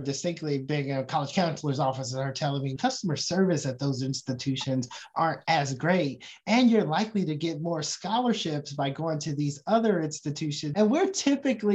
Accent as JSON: {"language": "English", "town": "Oakland", "region": "California", "country": "United States", "tie": "born or raised there", "said": "I grew up on the West Coast, Oakland, California, to be exact, West Oakland, California"}